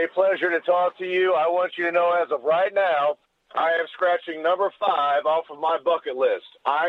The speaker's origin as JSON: {"language": "English", "region": "Missouri", "country": "United States", "said": "I'm from Missouri."}